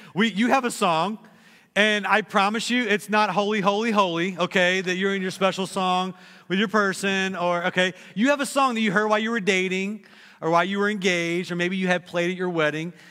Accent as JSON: {"language": "English", "region": "Texas", "country": "United States", "said": "I'm from Texas"}